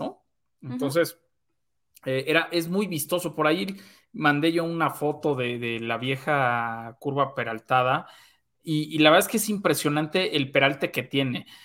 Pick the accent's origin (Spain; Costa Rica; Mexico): Mexico